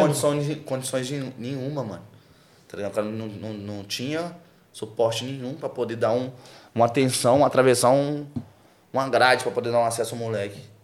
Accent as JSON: {"language": "Portuguese", "town": "Belo Horizonte", "region": "Minas Gerais", "country": "Brazil", "tie": "born or raised there", "said": "no Santa Teresa, que é o bairro onde eu nasci, fui criado."}